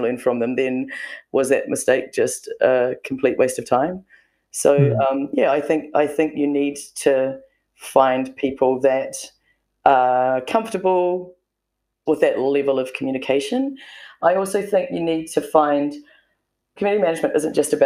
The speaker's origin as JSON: {"language": "English", "country": "New Zealand", "said": "being a Kiwi and we're kind of pretty self-deprecating"}